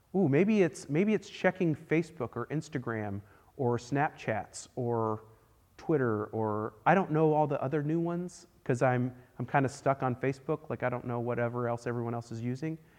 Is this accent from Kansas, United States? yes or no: no; Texas, United States; I am a Texan through and through